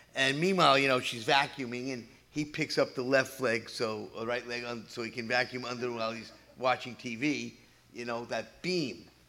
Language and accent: English; New York City, New York, United States; moved away; also born or lived in Levittown; I'm the boy from New York City